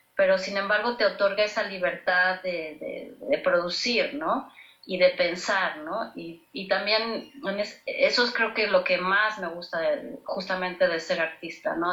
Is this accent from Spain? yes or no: no; Mexico; nuestro país